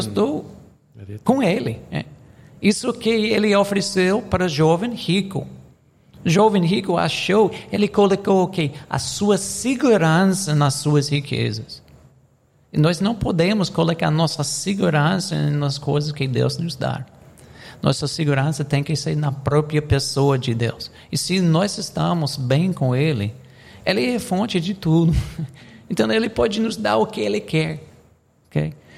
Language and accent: Portuguese; United States; Portuguese is a second language; now in Brazil; eu sou americano